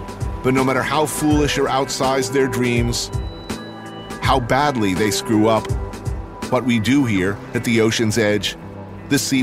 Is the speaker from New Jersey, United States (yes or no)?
yes; New Jersey, United States; moved away; Asbury Park, Camden, all of my home state